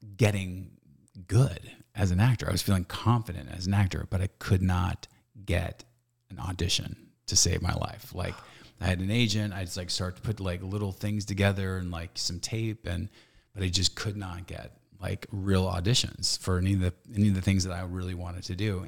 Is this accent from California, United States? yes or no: yes; Stockton, California, United States; born or raised there